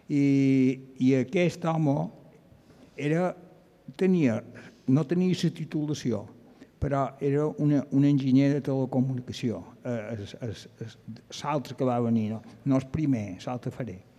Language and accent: Catalan; Llucmajor, Balearic Islands, Spain; Bueno, jo vaig néixer a Llumajor, però estàvem a Sona Vall, a davant de Sestanyol, i després van passar a Àguila.